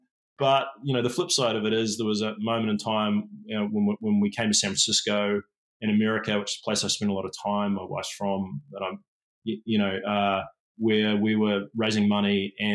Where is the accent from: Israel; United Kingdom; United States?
United Kingdom; England; born there; I was born in England. My father's English. My mum's a Kiwi.